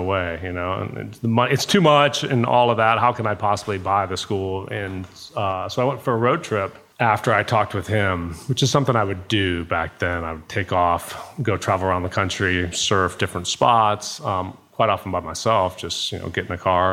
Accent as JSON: {"language": "English", "region": "Alaska", "country": "United States", "tie": "born or raised there", "also_born_or_lived": "Georgia", "moved": "yes", "lives_now": "Costa Rica", "said": "I was born in Alaska"}